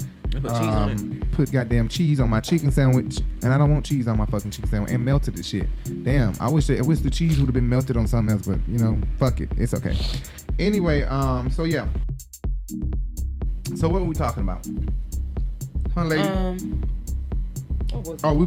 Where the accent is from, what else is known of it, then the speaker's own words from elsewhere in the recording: Atlanta, Georgia, United States; I'm from Atlanta